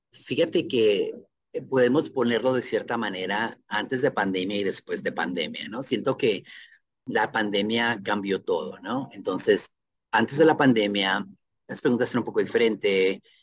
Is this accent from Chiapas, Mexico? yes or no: no; Ciudad Juárez, Chihuahua, Mexico; now in Seattle, United States; para mi tierra natal, Ciudad Juárez